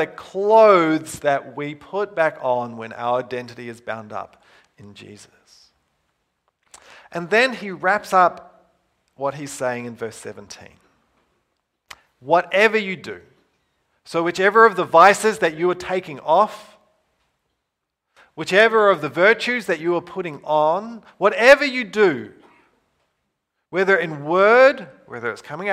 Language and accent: English; New Zealand; moved away; I grew up in New Zealand, Western culture.